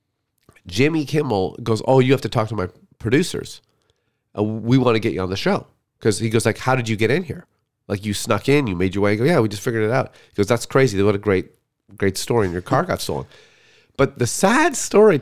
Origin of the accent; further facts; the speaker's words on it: Canada; We're from Canada.